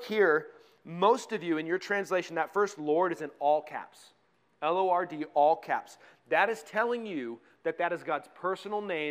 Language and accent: English; Colorado, United States; I grew up in Colorado